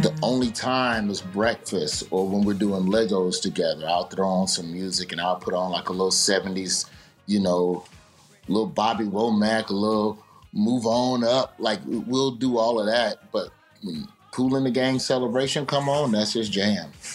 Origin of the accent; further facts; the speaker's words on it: Birmingham, Alabama, United States; I'm from Birmingham